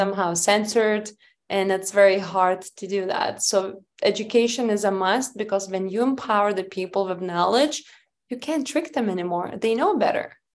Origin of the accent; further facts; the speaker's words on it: Lithuania; moved away; I was oldest child and I grew up in Lithuania.